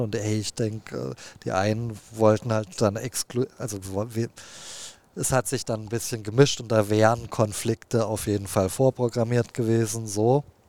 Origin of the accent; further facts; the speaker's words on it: Heilbronn, Baden-Württemberg, Germany; ich bin ja in Baden-Württemberg am Neckar groß geworden, äh, in Heilbronn